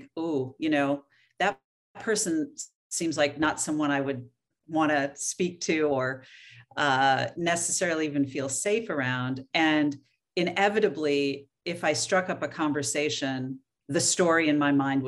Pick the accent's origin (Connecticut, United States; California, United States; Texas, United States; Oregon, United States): Oregon, United States; moved away; I was born and raised in Oregon, so that always feels like going home